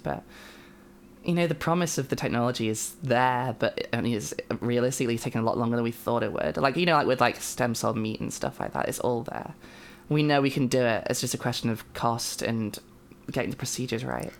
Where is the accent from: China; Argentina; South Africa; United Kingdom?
United Kingdom; I am a British trans woman